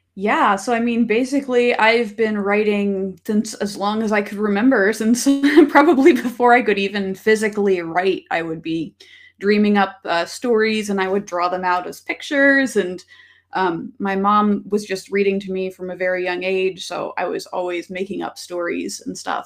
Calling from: Kingston, Washington, United States; I'm calling in from, uh, from Kingston, Washington.

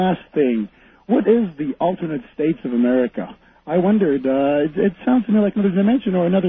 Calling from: Quebec City, Quebec, Canada; I'm calling from Quebec City, Canada.

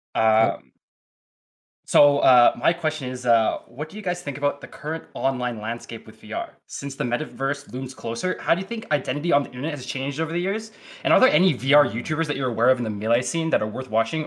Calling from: Toronto, Ontario, Canada; I'm calling in from Toronto, Canada

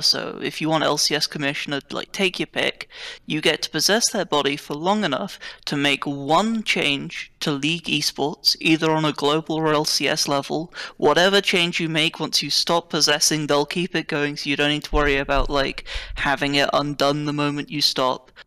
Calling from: United Kingdom; I'm calling from the United Kingdom.

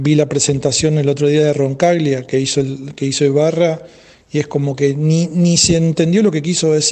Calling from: Rosario, Santa Fe, Argentina; Hola Marcelo, flaco querido … de Rosario.

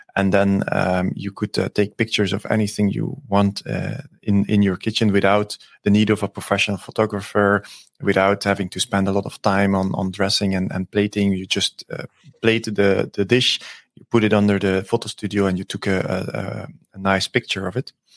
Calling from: Antwerp, Flanders, Belgium; I'm, uh, calling in from, uh, Antwerp in Belgium

